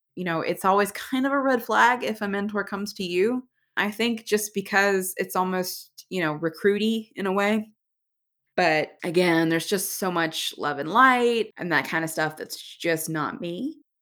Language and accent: English; Alabama, United States; I was born and raised in Alabama